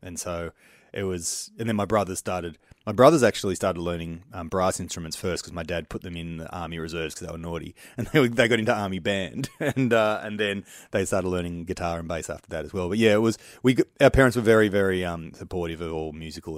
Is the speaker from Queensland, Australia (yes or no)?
no; Engadine, New South Wales, Australia; I grew up in Engadine, which is like, if people think of the Sutherland Shire, they normally think of the Cronulla riots, or at least Cronulla and the beach and everything, but I was from the westy side.